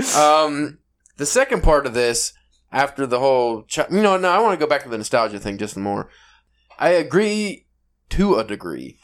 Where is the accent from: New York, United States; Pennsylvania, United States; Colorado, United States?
Pennsylvania, United States; Pittsburgh; accent: Pittsburgh East style; my awful Pennsylvania, Pittsburgh East style accent